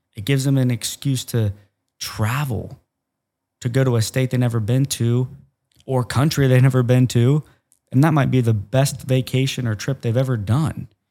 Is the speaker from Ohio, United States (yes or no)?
yes; Ohio, United States; I'm from Cornfield, Ohio